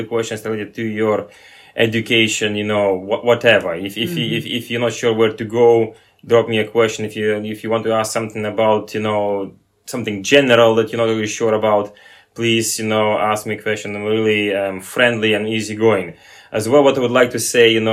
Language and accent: English; Lithuania; English is a second language; now in Peterhead, United Kingdom; myself, I'm originally from Lithuania, and do speak several languages